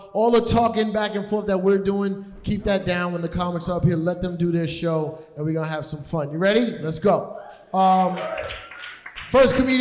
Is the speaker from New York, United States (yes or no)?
yes; New York, United States; I'm from the Bronx